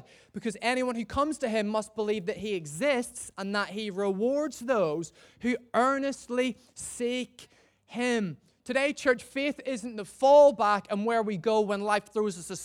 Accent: Northern Ireland, United Kingdom; moved away as an adult; also born or lived in Gloucester; now in Chester, United Kingdom; I'm originally from Northern Ireland. I don't know if you can hear that from my messed up accent

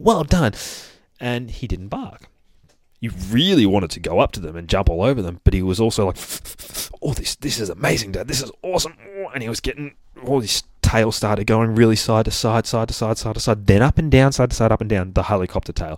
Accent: Australia; accent: Aussie; I'd like to say I try to put on my best Aussie accent for you guys, but I reckon I'm already doing a pretty good shot at it.

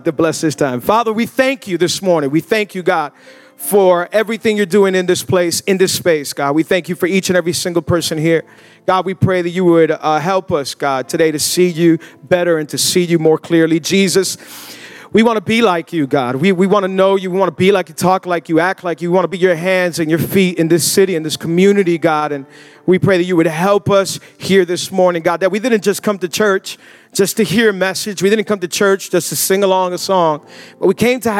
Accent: Miami, Florida, United States; born and raised in Miami, 305, the bottom of the crib

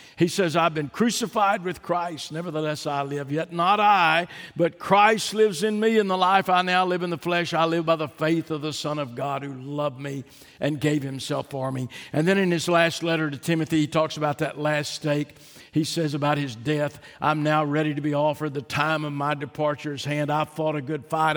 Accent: Fort Worth, Texas, United States; I was born in Fort Worth, Texas

